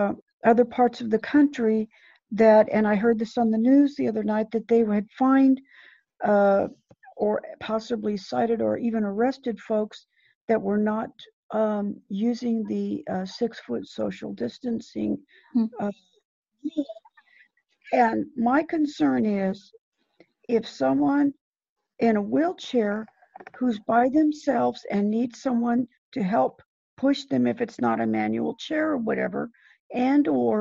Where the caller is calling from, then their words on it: Fresno, California, United States; I'm from Fresno, California.